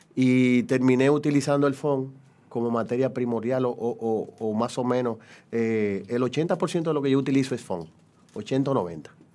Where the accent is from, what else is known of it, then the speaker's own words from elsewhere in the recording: Dominican Republic; Yo soy dominicano